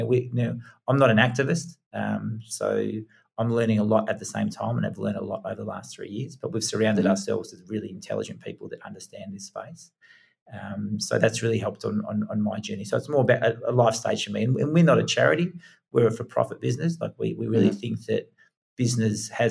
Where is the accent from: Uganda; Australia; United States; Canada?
Australia; moved away as an adult; also born or lived in England; I was 1 year old when I went to Australia. So I was born in England. Not that I tell many people that, because I'm fully Australian